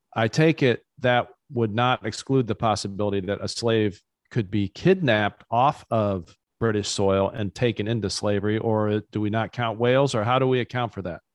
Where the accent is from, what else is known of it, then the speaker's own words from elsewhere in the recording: United States; as a youngin' in the United States